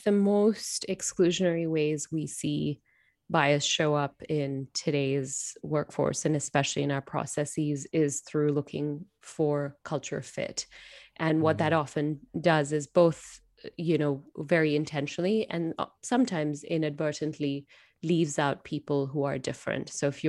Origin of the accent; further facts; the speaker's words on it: Singapore; So I present as an Indian woman. I was born and brought up in Singapore.